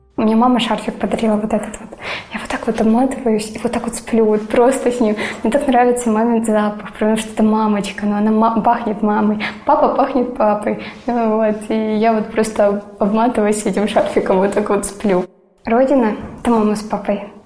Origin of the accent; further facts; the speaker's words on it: Donetsk, Donetsk Oblast, Ukraine; moved away as an adult; now in Sevastopol, Crimea; Я родилась и выросла в Донецке.